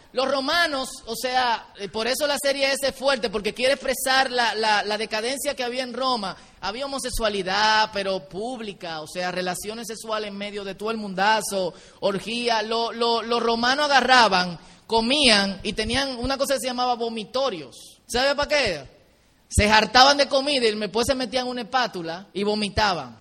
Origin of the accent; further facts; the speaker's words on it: Dominican Republic; como buen dominicano